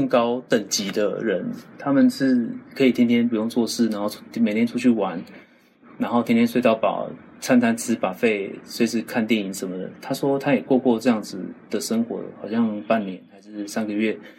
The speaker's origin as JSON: {"language": "Chinese", "town": "Pitou", "region": "Changhua County", "country": "Taiwan", "tie": "born or raised there", "said": "我在彰化。"}